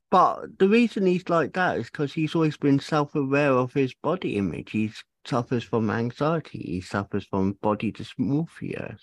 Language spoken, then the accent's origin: English; Cornwall, South West England, United Kingdom; moved away; Originally Cornwall.